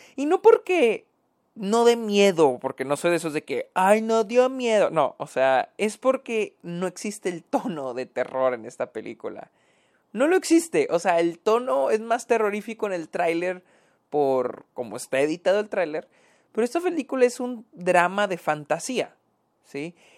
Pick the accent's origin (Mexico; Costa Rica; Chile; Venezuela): Mexico; yo que soy de México